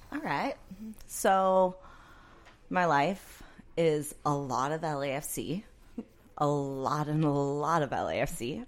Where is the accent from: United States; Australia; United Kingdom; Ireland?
United States; San Clemente, California; I grew up in San Clemente, which, if you know the city, it's basically as far as you get in Orange County